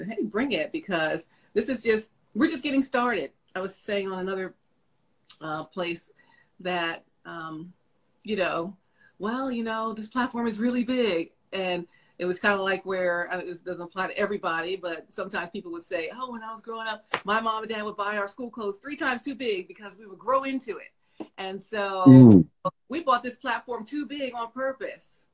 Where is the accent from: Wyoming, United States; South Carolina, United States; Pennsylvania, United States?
Pennsylvania, United States; Philadelphia; we're from Philly